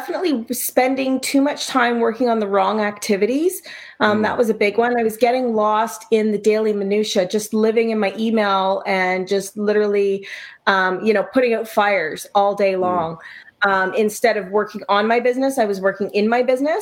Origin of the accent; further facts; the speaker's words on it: Ontario, Canada; I am from Ontario, Canada. So, it's very cold here right now